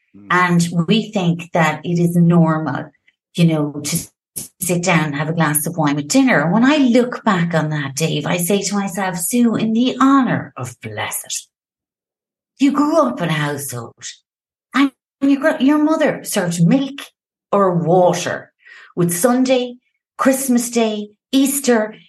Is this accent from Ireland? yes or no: yes; Limerick, Munster, Ireland; moved away as an adult; also born or lived in France; now in Madrid, Spain; I'm actually Irish. and I'm from the beautiful and the fabulous city called Limerick